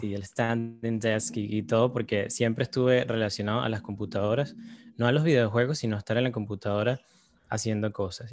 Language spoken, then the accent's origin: Spanish; Caracas, Capital District, Venezuela; Yo crecí en Caracas